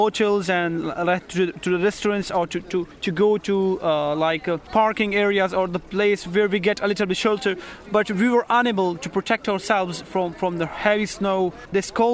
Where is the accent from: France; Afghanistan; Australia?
Afghanistan; moved away as an adult; now in Dublin, Ireland; I came from Afghanistan